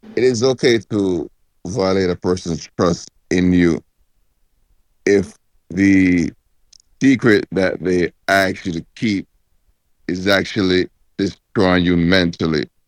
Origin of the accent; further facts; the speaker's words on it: Jamaica; we as, as Jamaican